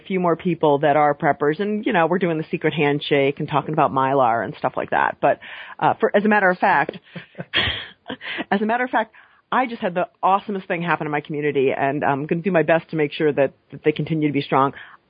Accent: New England, United States; I grew up in New England, and New York is not technically part of New England

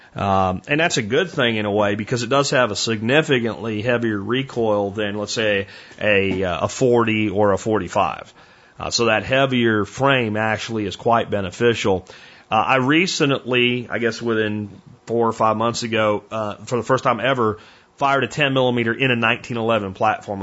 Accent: Florida, United States; as a kid growing up in Florida

